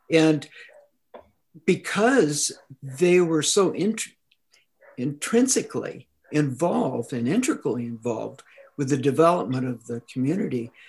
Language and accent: English; Claremont, California, United States; now in Upland, United States; I grew up in Claremont